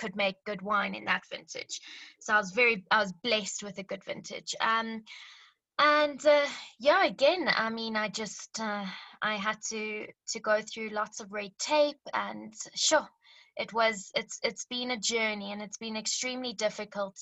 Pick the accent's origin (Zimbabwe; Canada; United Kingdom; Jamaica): Zimbabwe; also born or lived in Cape Town, South Africa; now in South Africa; I'm from Zimbabwe originally, so grew up in the bush